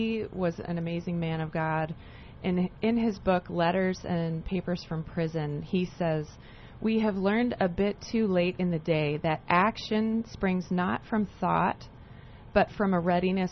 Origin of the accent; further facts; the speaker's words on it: Canada; now in United States; I'm actually Canadian.